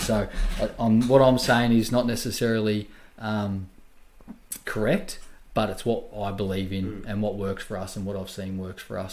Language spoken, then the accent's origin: English; Wangaratta, Victoria, Australia; I'm from Wangaratta originally. Um, and you know, I grew up playing a lot of sports, um, like you do in the country town